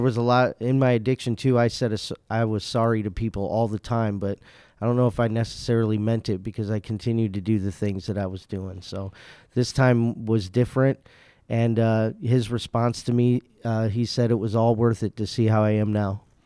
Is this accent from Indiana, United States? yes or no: yes; Indiana, United States; moved away as an adult; now in West Michigan, United States; I'm actually from Indiana